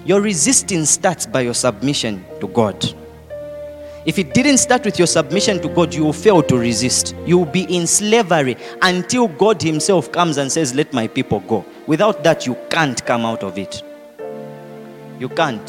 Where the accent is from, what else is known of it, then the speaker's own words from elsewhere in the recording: Zambia; accent: Zambian; now in Lusaka, Zambia; I tried to change my accent, but no. Zambianized